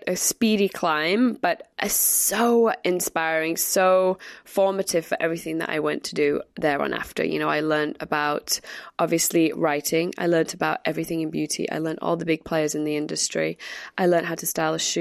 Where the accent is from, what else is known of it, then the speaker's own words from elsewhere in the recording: Manchester, North West England, United Kingdom; moved away as an adult; also born or lived in London; I grew up in Manchester, went to college there, and then left at 19 years old and came to London